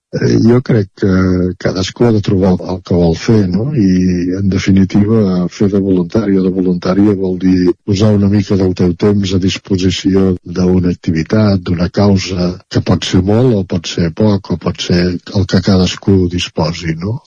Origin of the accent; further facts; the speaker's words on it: Centelles, Catalonia, Spain; participant en entitats culturals de, de Centelles, eh, del meu poble